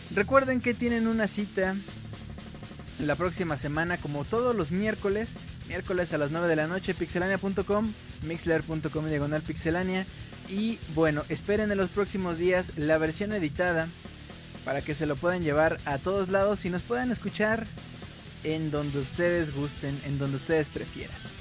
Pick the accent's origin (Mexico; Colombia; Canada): Mexico; somos de México